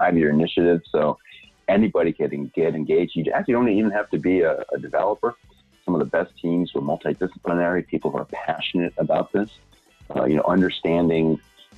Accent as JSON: {"language": "English", "country": "Puerto Rico", "moved": "yes", "said": "I'm from Puerto Rico. My parents live in Puerto Rico."}